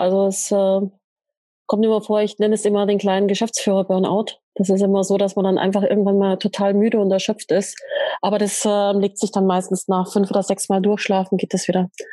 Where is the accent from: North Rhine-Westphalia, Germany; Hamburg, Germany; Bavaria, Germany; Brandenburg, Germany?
Bavaria, Germany; Ingolstadt; ich bin ja in Ingolstadt aufgewachsen